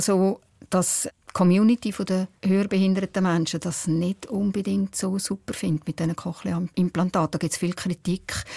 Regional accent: Switzerland; bei uns in der Schweiz

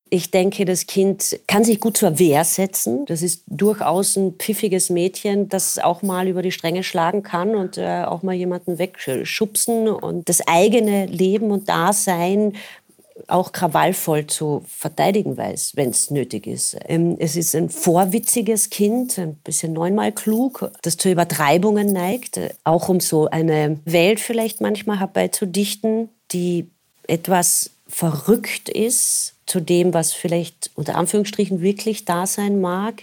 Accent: Carinthia, Austria; wo ich aufgewachsen bin, meine Eltern haben immer gearbeitet

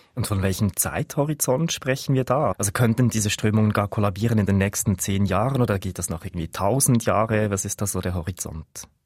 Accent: Switzerland; bei uns in der Schweiz

